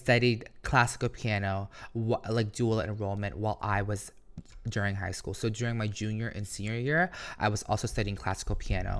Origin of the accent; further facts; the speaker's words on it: Philippines; because I grew up insecure. Like, how can I be this credible source or this person? Because, you know, being Filipino, like, you need a diploma, you need a degree, you need a good job